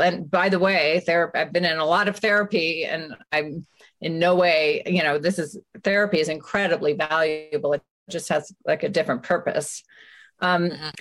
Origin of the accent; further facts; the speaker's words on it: San Francisco, California, United States; I grew up in San Francisco, and after high school, I went and lived abroad